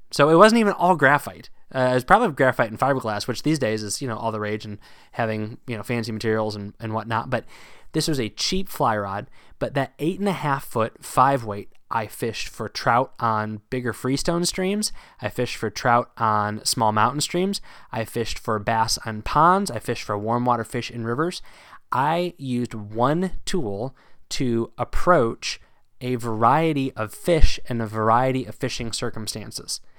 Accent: Northern Virginia, United States; moved away; also born or lived in Pennsylvania; Growing up in Northern Virginia

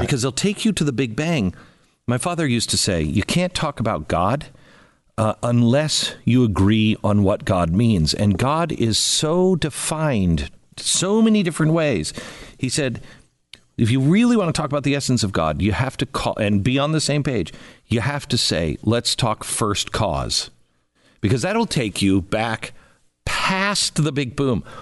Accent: Seattle, Washington, United States; moved away; I grew up in Seattle

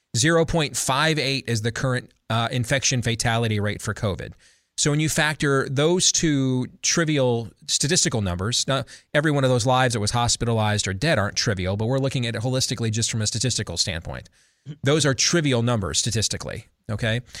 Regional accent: United States; I'm an American.

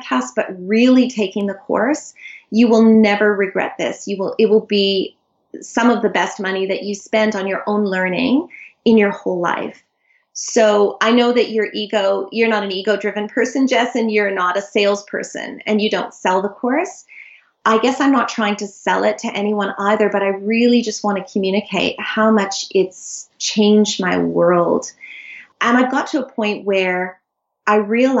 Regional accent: Canada; moved away as an adult; now in Sydney, Australia; I live in Sydney. I'm Canadian. I moved here 20 years ago with my incredible husband

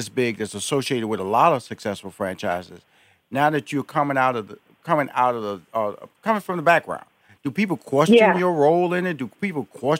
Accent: Canada; now in Hollywood, United States; Okay, Canada, Jamaica, born and raised in Canada, down in Atlanta 1 year, out in Hollywood

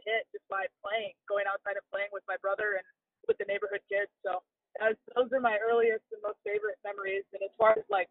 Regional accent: Southern California, United States; I grew up in Southern California

